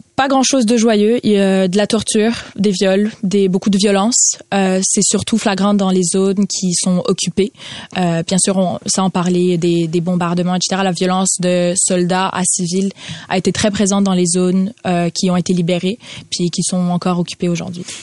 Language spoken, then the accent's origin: French; Ukraine; en tant qu'Ukrainienne